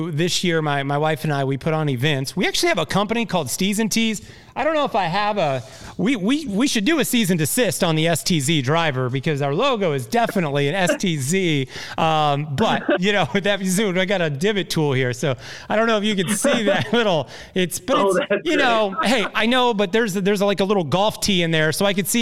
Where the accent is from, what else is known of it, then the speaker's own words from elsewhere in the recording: Indiana, United States; I'm from Indiana